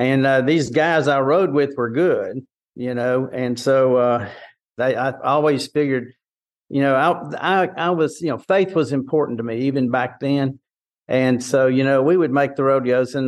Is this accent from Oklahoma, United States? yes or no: no; Port Arthur, Texas, United States; I grew up in Southeast Texas, down Port Arthur Groves area